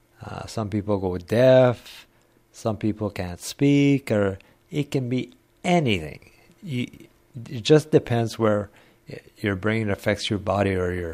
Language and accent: English; Ottawa, Ontario, Canada; also born or lived in Orleans, Ontario; when we moved from Orleans, Ontario to Anvil Acres in 1965.